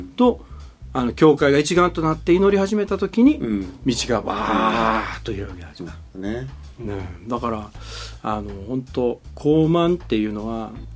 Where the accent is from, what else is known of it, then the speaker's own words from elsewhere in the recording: Kansai, Japan; 関西人だから